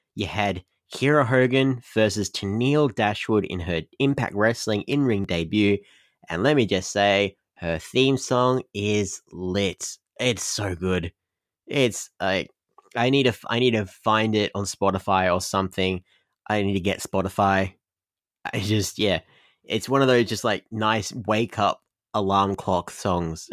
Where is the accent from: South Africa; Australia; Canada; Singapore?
Australia; I'm Australian